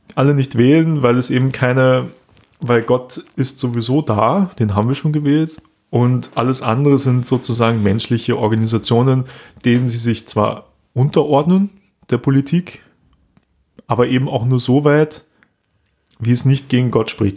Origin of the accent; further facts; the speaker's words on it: Austria; hier bei uns in Österreich